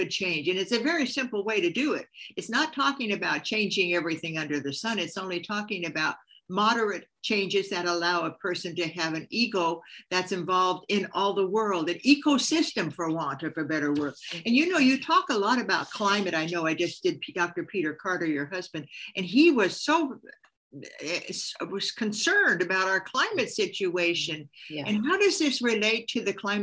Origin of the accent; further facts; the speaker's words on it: Hungary; moved away; All my life, I've grown up with gardens, my parents, my grandparents, but we're from Hungary